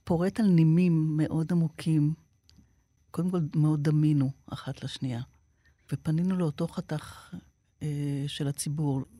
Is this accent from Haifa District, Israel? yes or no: yes; Haifa, Haifa District, Israel; גדלתי באזור שבו היו, בחיפה, המון המון ניצולי שואה.